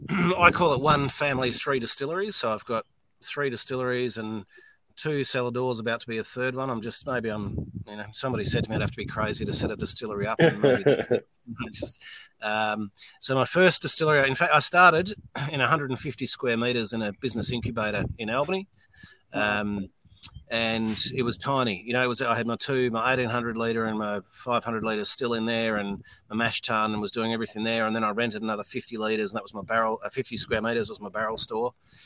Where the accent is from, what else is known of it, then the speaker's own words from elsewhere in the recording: Scotland, United Kingdom; now in Western Australia, Australia; being a Scot